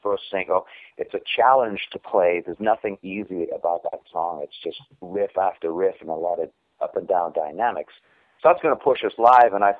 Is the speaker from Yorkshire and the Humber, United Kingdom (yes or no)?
no; Newcastle upon Tyne, North East England, United Kingdom; now in United States; A place called Newcastle in England that's known only really for beer.